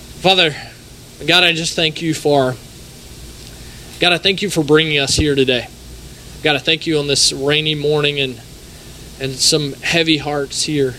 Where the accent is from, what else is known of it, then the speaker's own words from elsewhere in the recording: Raymond, Mississippi, United States; we're Mississippi people. I'm from Raymond